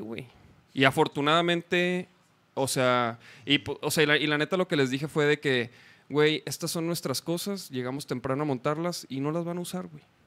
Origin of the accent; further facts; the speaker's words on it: Chihuahua, Mexico; now in Guadalajara, Mexico; Yo soy de Chihuahua.